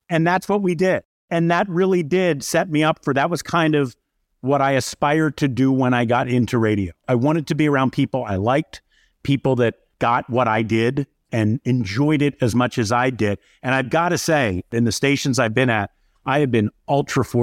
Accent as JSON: {"language": "English", "town": "Syracuse", "region": "New York", "country": "United States", "said": "if I tell them I'm from Syracuse, the question is AER, JPZ."}